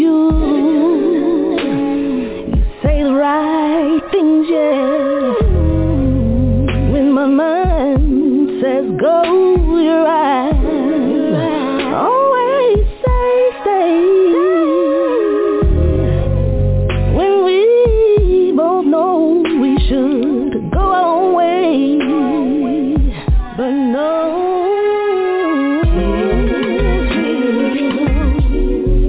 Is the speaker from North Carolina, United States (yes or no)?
no; Evansville, Indiana, United States; I'm calling from Evansville, Indiana. This is my hometown.